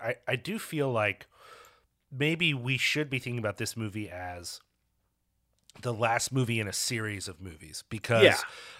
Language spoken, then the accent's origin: English; United States; being born and raised in the United States myself.